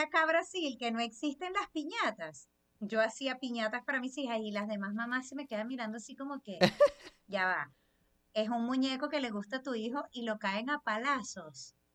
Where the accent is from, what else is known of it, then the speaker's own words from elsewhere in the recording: Venezuela; los venezolanos que no es, mm, crecimos comiendo fritura